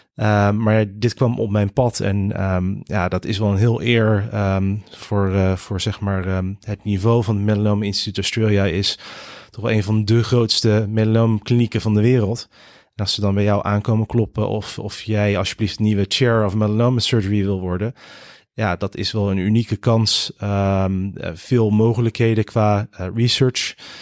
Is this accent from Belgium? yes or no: no; Rotterdam, South Holland, Netherlands; also born or lived in Connecticut, United States; de eerste zes jaar opgegroeid in de VS in, in Connecticut. En toen zijn mijn ouders, die beide Nederland zijn, ehm, met ons als gezin weer terug verhuisd naar eh, Rotterdam. En daar eh, heb ik eh, mijn school, middelbare school, mijn studie.